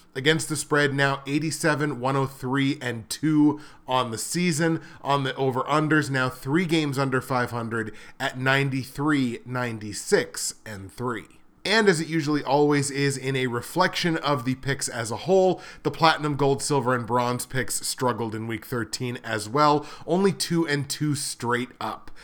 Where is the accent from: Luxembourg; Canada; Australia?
Canada; I'm Canadian